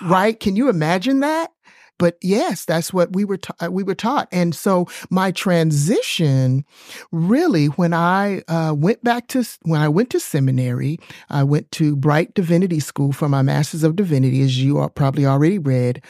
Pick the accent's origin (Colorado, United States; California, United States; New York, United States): New York, United States; New York City; also born or lived in East Texas; now in Texas, United States; I grew up in New York City